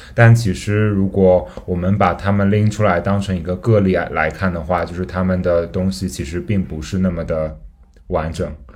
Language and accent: Chinese; Gansu, China; 我老家是在甘肃嘛